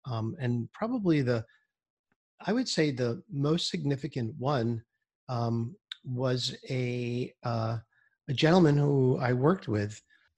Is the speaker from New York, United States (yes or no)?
yes; New York City, New York, United States; moved away as an adult; also born or lived in Boston, Massachusetts; now in Florida, United States; I was born in Brooklyn, New York, and I lived there until I was 18 years old, really. And then I moved to Boston and I moved to the outskirts of Boston